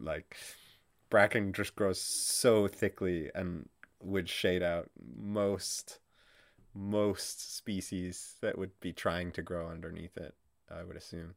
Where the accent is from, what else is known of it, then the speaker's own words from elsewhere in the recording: Canada; as a Canadian